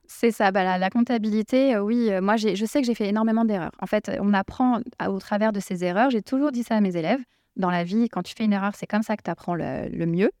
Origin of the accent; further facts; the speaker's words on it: Seine-Saint-Denis, Île-de-France, France; là où j'ai grandi, dans le 93, il y avait une mixité sociale